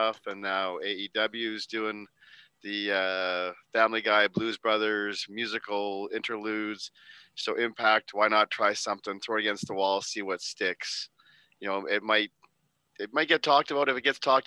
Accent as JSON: {"language": "English", "country": "Canada", "said": "We're Canadian."}